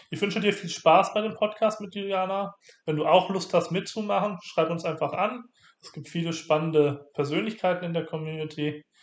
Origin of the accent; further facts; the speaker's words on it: Austria; moved away as an adult; wie man schon an meiner Sprache hört. Ich komme eigentlich aus Österreich, ähm, habe dort ja eigentlich bis 2013 äh, gelebt